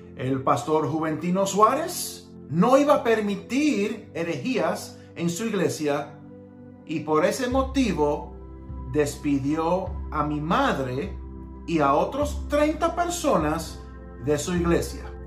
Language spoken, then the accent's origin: Spanish; Tarrytown, New York, United States; Yo nací en Terrytown, New York, Estados Unidos. Mis padres son cubanos.